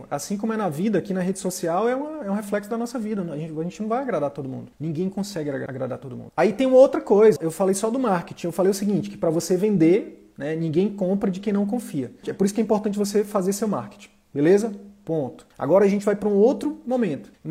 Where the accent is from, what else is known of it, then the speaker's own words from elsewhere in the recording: Northeast Region, Brazil; Tenho uma, uma pegada mais humorística, sou nordestino e tal.